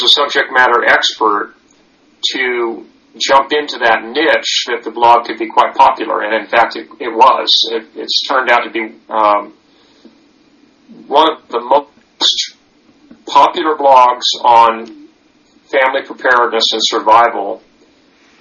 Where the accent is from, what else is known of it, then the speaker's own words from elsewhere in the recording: Livermore, California, United States; I grew up in Livermore, California